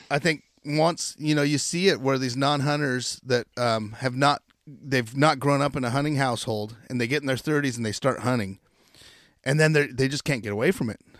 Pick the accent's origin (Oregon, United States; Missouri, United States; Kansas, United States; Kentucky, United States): Oregon, United States; Chiloquin; I grew up in Chiloquin, Oregon